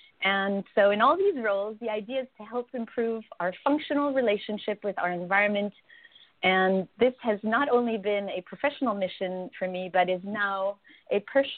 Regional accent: Los Angeles, California, United States; also born or lived in France / Paris; So I was born in France and raised in Los Angeles, and I lived in Paris for 11 years as an adult and worked in the film business. About 15 years ago, I moved back to LA and into a house across from Biona Creek.

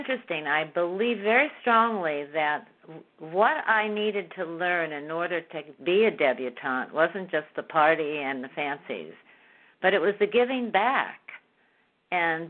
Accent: Southern California, United States; moved away as an adult; also born or lived in Beverly Hills / China / Bermuda; I've been born and raised in Southern California

